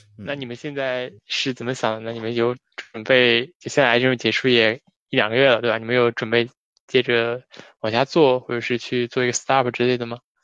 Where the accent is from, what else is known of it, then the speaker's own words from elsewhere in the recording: Shanghai, China; 我说我是上海的